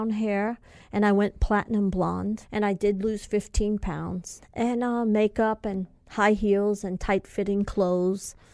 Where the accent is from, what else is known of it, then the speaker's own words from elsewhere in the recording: California, United States; I'm from California and I don't know where this is and that is.